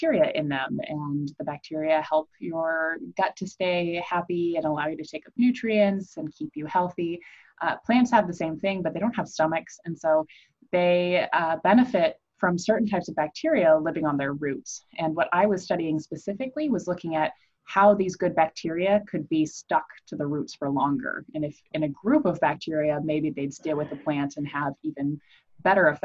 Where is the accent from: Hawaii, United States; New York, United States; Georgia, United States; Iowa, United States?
Iowa, United States; I grew up in Iowa